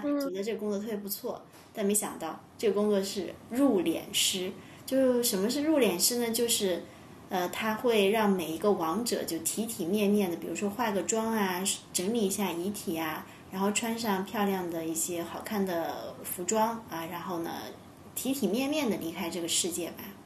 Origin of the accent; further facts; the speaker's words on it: China; 作为中国人，其实谈论死亡总归有一些就心理压力嘛